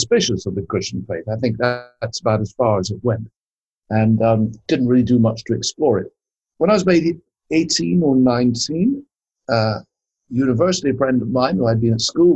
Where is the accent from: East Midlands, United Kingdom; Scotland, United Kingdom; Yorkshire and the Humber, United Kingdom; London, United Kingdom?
Scotland, United Kingdom; I was brought up in Scotland